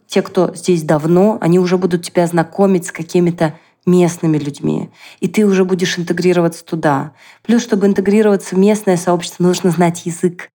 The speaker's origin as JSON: {"language": "Russian", "town": "Nizhny Novgorod", "region": "Nizhny Novgorod Oblast", "country": "Russia", "moved": "as an adult", "lives_now": "Israel"}